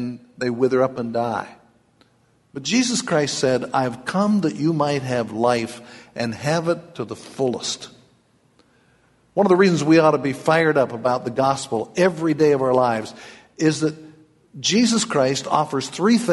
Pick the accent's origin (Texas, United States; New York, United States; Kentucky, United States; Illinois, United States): Kentucky, United States; I'm from Kentucky